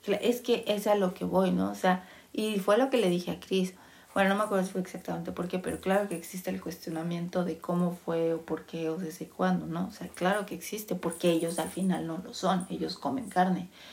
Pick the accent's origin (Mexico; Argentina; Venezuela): Mexico; moved away as an adult; nací en México